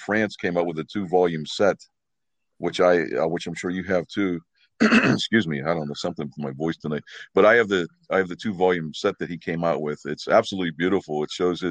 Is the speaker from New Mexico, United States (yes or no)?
no; Pittsburgh, Pennsylvania, United States; I grew up in Pittsburgh here